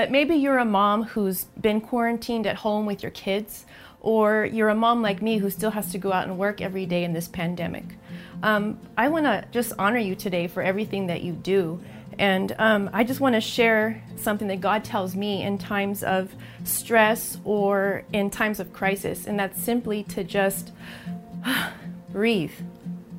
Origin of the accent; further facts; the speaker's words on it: El Paso, Texas, United States; moved away; my hometown of El Paso, Texas